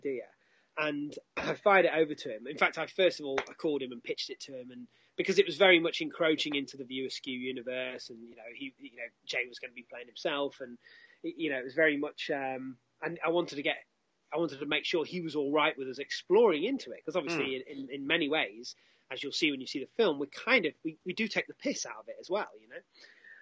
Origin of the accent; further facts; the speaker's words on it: Derby, East Midlands, United Kingdom; my hometown, Derby